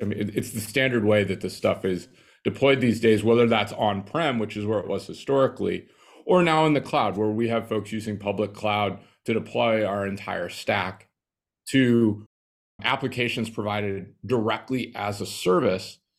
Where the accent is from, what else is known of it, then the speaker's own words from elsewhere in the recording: Nebraska, United States; I grew up in Nebraska, small little town outside of Lincoln of five thousand people.